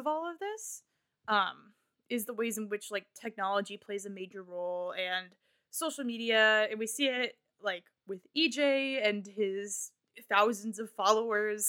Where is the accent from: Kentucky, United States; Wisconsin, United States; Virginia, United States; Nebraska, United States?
Nebraska, United States; I am from Nebraska